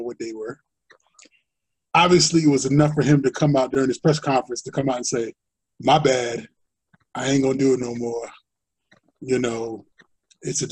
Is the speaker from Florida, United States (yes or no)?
no; New Jersey, United States; born and raised in Dirty Jersey